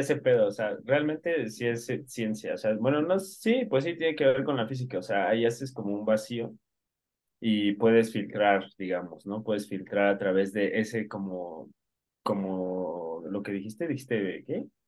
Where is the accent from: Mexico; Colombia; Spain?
Mexico; nosotros somos de México